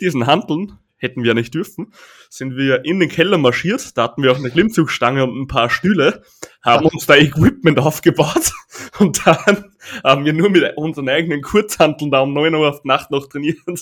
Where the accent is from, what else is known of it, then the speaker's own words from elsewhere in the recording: Austria; bei uns heißt es Bundesheer